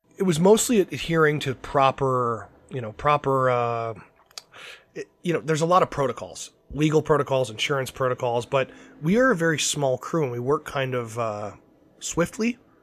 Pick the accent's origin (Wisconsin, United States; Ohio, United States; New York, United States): Ohio, United States; Cleveland; I'm from Cleveland, Ohio